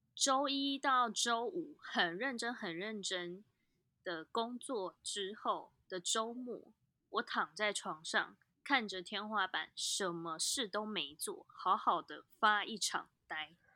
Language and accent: Chinese; Taipei, Taiwan; 身为台北人其实很棒的一件事情是我们拥有一个很棒的山，叫做阳明山